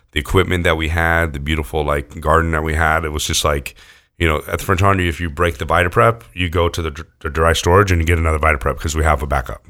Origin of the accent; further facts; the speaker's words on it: near Lake Tahoe, California, United States; also born or lived in Houston, Texas; when I was, like, in second grade, my family moved out to California